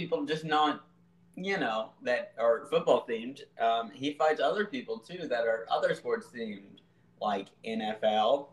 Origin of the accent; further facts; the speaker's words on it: Georgia, United States; we're two Georgia boys